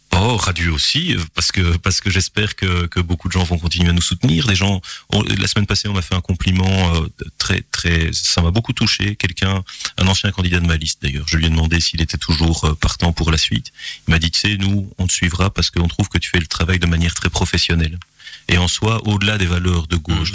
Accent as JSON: {"language": "French", "town": "Gilly", "region": "Wallonia", "country": "Belgium", "tie": "born or raised there", "also_born_or_lived": "Belfast / Groningen / Strasbourg", "moved": "as an adult", "said": "on grandit à Gilly euh, où euh, j'ai eu le plaisir de, vivre, de grandir"}